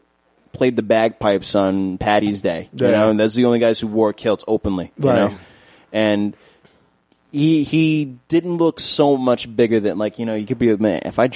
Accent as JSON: {"language": "English", "town": "New York City", "region": "New York", "country": "United States", "tie": "born or raised there", "also_born_or_lived": "Maspeth, Queens", "said": "I moved to Maspeth when I was like 14, I grew up in Flushing"}